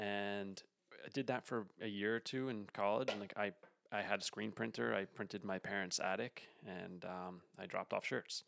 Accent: Port Jefferson, New York, United States; also born or lived in Montauk, New York; So I grew up in Port Jefferson, or a town over from Port Jefferson. It's like a little sailing village in Long Island on the North Shore.

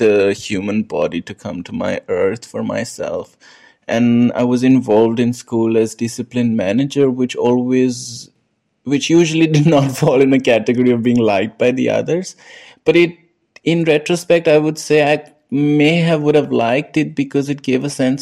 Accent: New Delhi, Delhi, India; moved away as an adult; now in Linz, Austria; I was born in New Delhi, India, and I grew up in a society, local area, which near the district called Goal Market or Central Delhi.

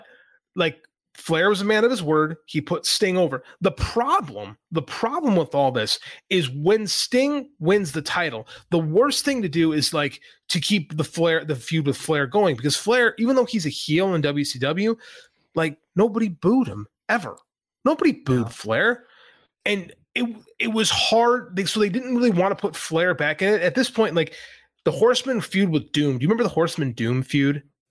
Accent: United States; I'm from America

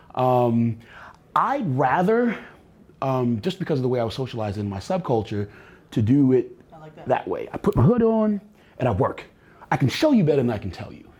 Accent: New York City, New York, United States; moved away; I was born in Brooklyn

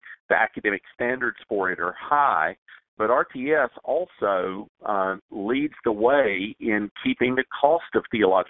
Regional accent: Greenville, South Carolina, United States; I mean, I grew up in Greenville, South Carolina, and as you know, there are more Baptists than people in Greenville, South Carolina.

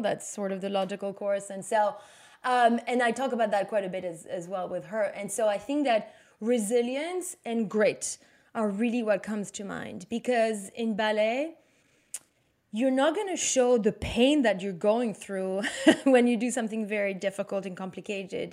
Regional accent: Belgium; English is a second language; moved away as an adult; now in New York, United States; I'm from Belgium

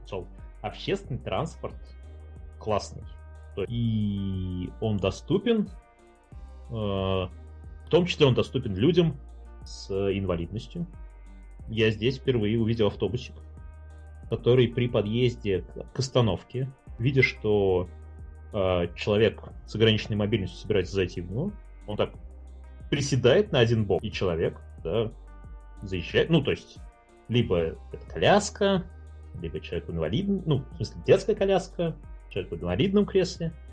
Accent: Ulyanovsk, Ulyanovsk Oblast, Russia; now in Belgrade, Serbia; мы с тобой из Ульянов. Переезд из Ульяновска в город — это прямо рост с низкой базы. Любой транспорт с человеческим лицом, он для ульяновца

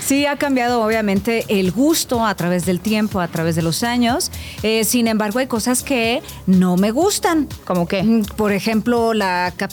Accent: Ciudad Madero, Tamaulipas, Mexico; Tenemos una gran cocina allá en, Tamaulipas.

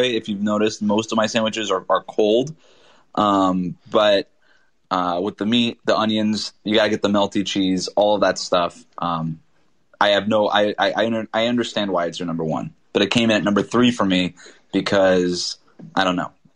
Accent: South Florida, United States; I'm from South Florida

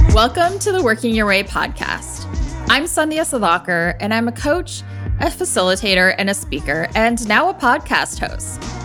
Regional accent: Indiana, United States; I grew up in Indiana

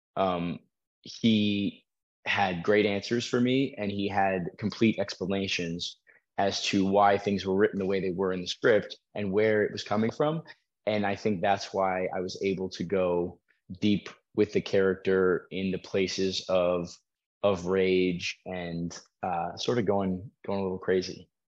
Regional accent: Colorado, United States; also born or lived in Florida; I grew up in Colorado

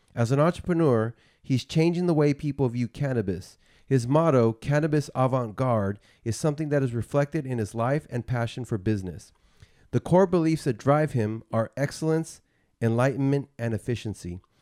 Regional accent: Bay Area, California, United States; I grew up in the Bay Area

